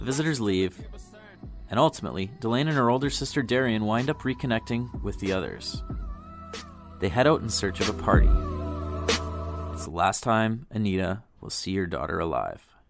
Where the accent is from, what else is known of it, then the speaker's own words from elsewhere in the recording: Kenora, Ontario, Canada; moved away; I grew up in the community